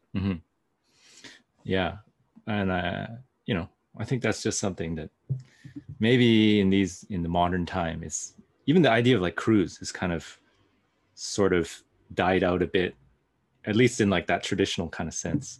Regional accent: Pacific Northwest, United States; growing up in the Pacific Northwest

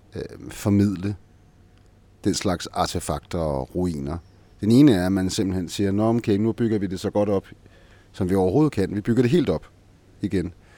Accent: Copenhagen, Capital Region of Denmark, Denmark; Som københavner

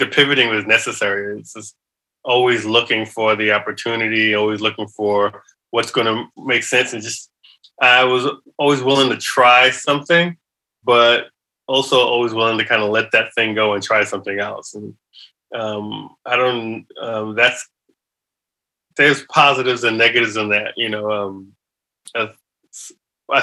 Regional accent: New York City, New York, United States; I grew up in New York City

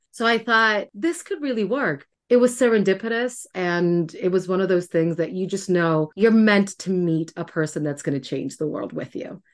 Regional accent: Puerto Rico; moved away as an adult; now in Washington, D.C., United States; I grew up in Puerto Rico, being deathly afraid of who I was

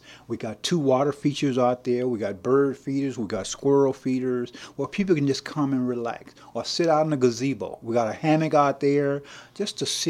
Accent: Nacogdoches, Texas, United States; I was born and raised right here in Nacogdoches.

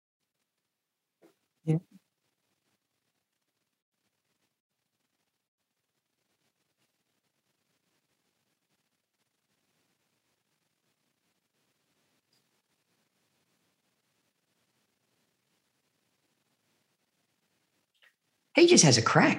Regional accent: Australia; Andy and I, right, from Australia

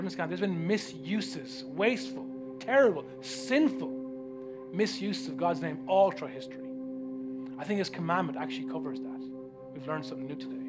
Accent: Ireland; Growing up in Ireland

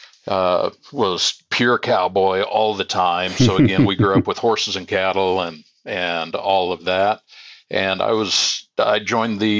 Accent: Sabetha, Kansas, United States; I still live in the same general area where I was born, a little tiny village really called Sabetha, Kansas

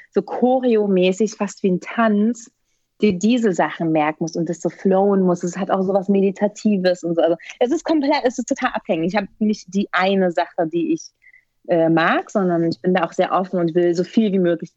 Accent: Berlin, Germany; wie ich groß geworden bin, es war eigentlich also ein sozial schwache, schwaches Pflaster

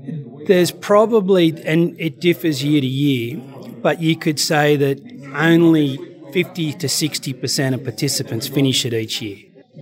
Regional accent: Australia; But, yeah, it is part of being Australian overseas, I guess.

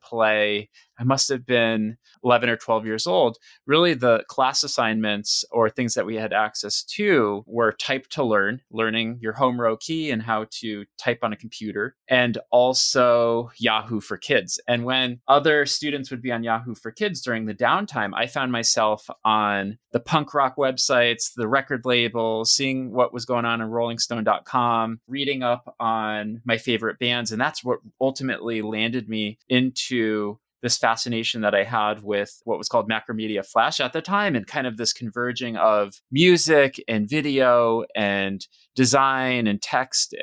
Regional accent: Western Massachusetts, United States; I grew up in Western Mass

